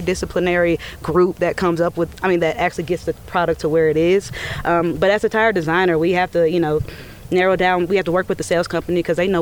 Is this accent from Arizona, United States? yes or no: no; Atlanta, Georgia, United States; I'm born and raised in Atlanta